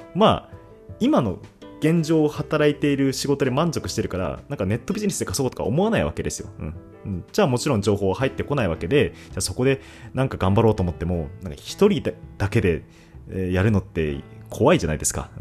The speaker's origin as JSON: {"language": "Japanese", "town": "Sapporo", "region": "Hokkaido", "country": "Japan", "moved": "as an adult", "lives_now": "Tokyo, Japan", "said": "北海道のね、札幌から二十歳の頃にお笑い芸人になるために、えー、東京に上京して"}